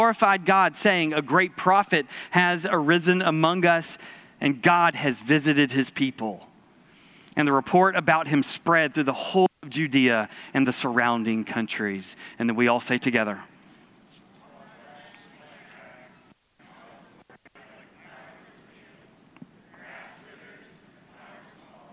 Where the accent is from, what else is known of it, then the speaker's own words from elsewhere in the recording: Georgia, United States; We grew up in Georgia